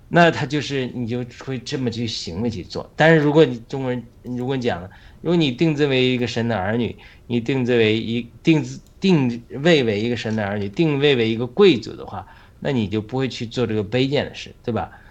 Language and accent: Chinese; China; 我们中国人